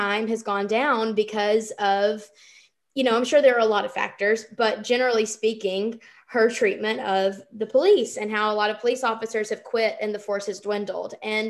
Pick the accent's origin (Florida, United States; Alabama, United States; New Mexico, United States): Alabama, United States; Anniston; moved away; when I lived in Alabama growing up in Anniston, we would drive the hour over to Atlanta to go shopping